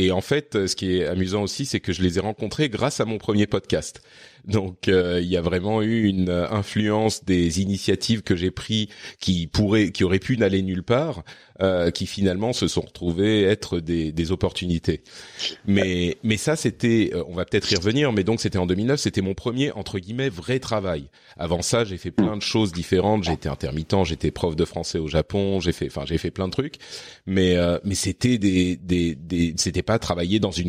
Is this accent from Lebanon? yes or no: yes; Lebanon; born there; also born or lived in Cyprus / Japan / France; j'ai vécu à euh, à Chypre quand j'étais adolescent, j'ai vécu au Liban, j'ai vécu. Enfin, je suis je suis né au Liban en fait.